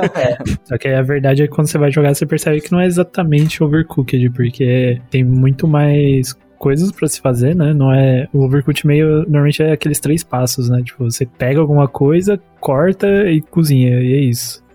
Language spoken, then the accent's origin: Portuguese; São Bernardo do Campo, São Paulo, Brazil; also born or lived in Campinas; eu sou de São Bernardo, do campo, São Paulo, tenho 25 anos